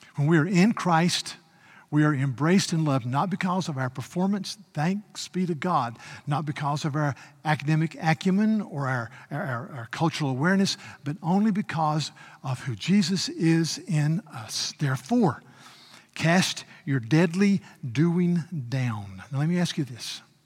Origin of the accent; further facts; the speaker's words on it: United States; I had the privilege of being an American